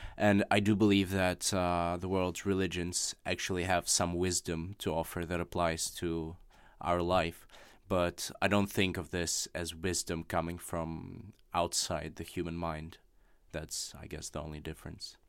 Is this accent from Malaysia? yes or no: no; Russia; first language Russian; English is a second language; moved away; my native language of Russian